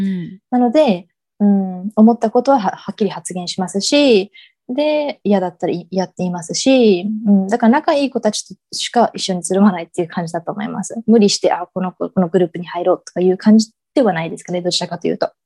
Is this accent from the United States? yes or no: yes; Dallas, Texas, United States; moved away as an adult; now in Japan; 自分が生まれ育ったテキサスのダラスにいました。